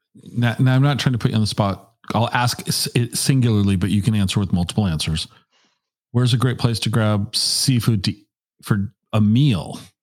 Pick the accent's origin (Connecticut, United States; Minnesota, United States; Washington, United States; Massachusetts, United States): Washington, United States; I think that growing up in Washington State